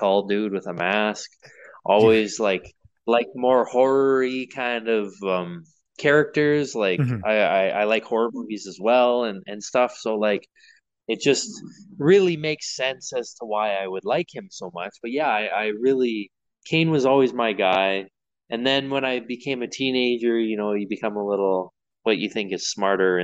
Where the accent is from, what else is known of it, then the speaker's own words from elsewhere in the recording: Manitoba, Canada; moved away as an adult; also born or lived in British Columbia / Saskatchewan; I was born in BC and I grew up in Manitoba